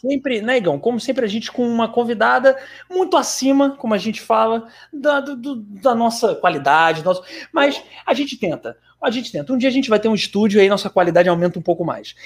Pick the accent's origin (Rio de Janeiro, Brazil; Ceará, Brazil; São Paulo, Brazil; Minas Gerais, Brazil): Rio de Janeiro, Brazil; É, a gente é do Rio. A gente é do Rio